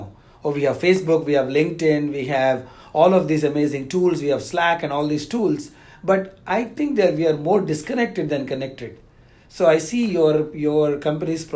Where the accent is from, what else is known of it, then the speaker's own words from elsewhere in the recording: South India, India; I'm from the South India